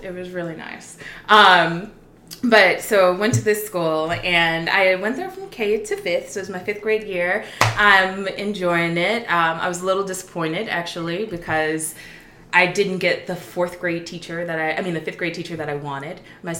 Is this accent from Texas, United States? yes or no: yes; Houston, Texas, United States; I am from Houston, Texas.